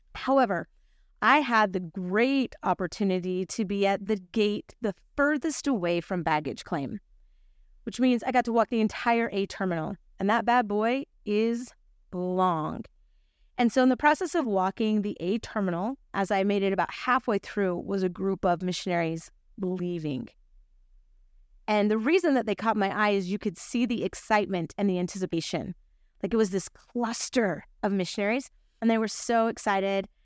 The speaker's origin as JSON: {"language": "English", "town": "Salt Lake City", "region": "Utah", "country": "United States", "said": "I'm from Salt Lake City"}